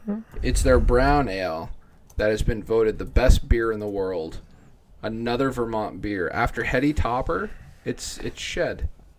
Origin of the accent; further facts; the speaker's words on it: England, United Kingdom; I am English.